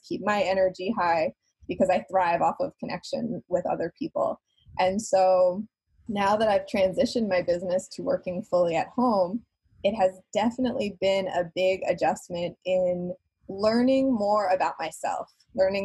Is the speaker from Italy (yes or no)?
no; New York, United States; moved away; I'm originally a New Yorker